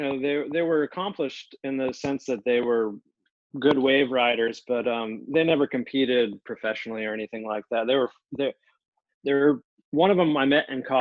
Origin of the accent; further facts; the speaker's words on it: Pensacola, Florida, United States; also born or lived in Jacksonville, Florida; I grew up in Pensacola on the Gulf of Mexico